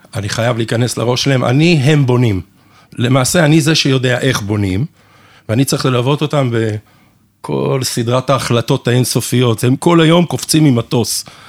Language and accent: Hebrew; Canada; also born or lived in England; now in Israel; אני נולדתי בקנדה, ההורים שלי אנגלים, והם ממש אנגלים, אז אני חי, חייתי בקופסה שלהם, ואני ממש חצי, אני ישראלי לגמרי באופי שלי